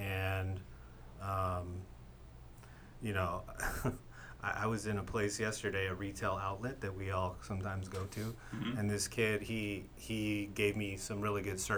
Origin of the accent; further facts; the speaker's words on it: Escondido, California, United States; I'm from Esco.